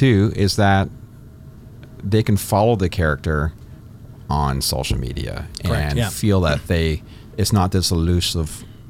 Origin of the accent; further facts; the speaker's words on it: Kitchener, Ontario, Canada; So I grew up in the Kitchener area.